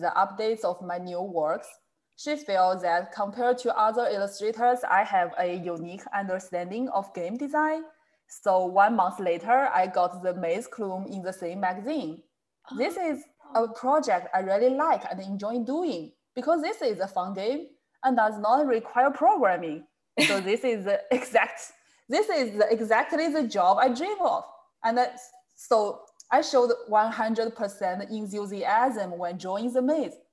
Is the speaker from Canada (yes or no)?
no; China; from China